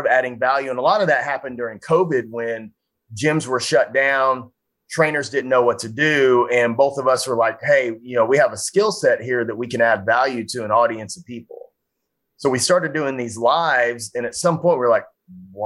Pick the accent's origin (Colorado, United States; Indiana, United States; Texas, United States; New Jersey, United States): Texas, United States; Frisco; my hometown of Frisco, Texas